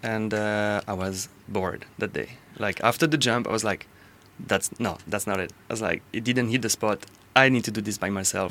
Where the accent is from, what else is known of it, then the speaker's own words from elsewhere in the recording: Corsica, France; moved away; I am from France, originally from Corsica